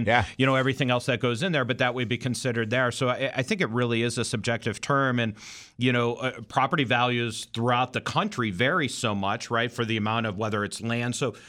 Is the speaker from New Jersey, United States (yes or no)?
no; Cleveland, Ohio, United States; now in Florida, United States; I was born and raised in the Midwest, right?